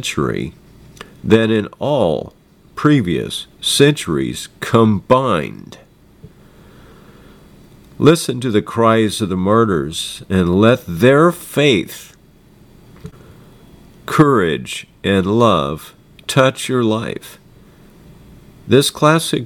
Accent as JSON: {"language": "English", "country": "United States", "said": "I'm an American"}